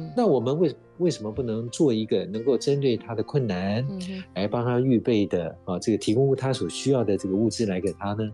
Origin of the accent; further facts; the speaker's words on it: Taiwan; 因为我们台湾人很有爱心啊